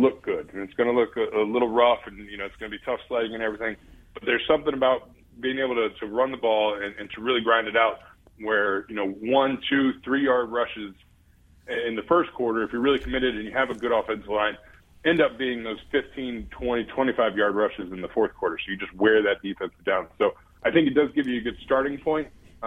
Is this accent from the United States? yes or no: yes; Ohio, United States; moved away; growing up in Ohio